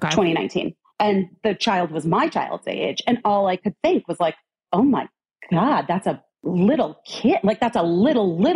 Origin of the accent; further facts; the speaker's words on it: Arizona, United States; I grew up in Arizona